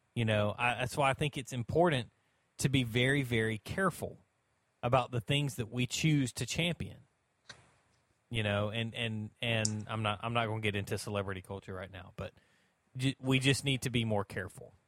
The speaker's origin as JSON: {"language": "English", "country": "United States", "said": "as an American"}